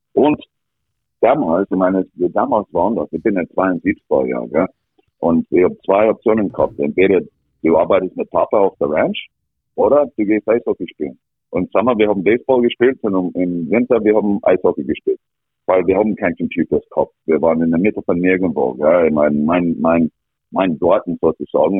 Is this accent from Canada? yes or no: yes; Alberta, Canada; born or raised there; German is a second language; moved away as an adult; also born or lived in Villach, Austria